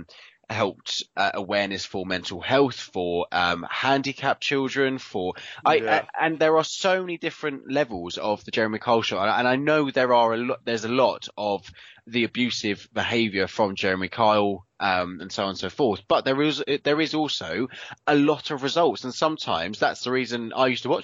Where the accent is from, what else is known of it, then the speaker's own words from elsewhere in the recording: United Kingdom; we are very British